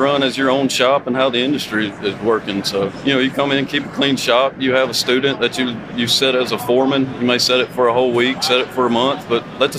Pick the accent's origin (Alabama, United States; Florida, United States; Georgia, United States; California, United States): Alabama, United States; near Huntsville, North